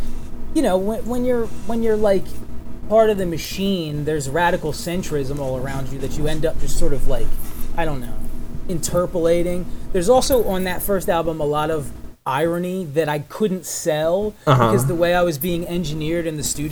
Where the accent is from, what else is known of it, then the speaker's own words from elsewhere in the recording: Philadelphia, Pennsylvania, United States; I grew up in Philly